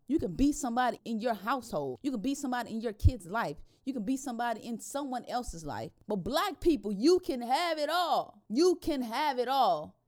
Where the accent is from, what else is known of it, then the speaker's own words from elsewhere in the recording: the South, United States; growing up in the South, you grew up in a slave state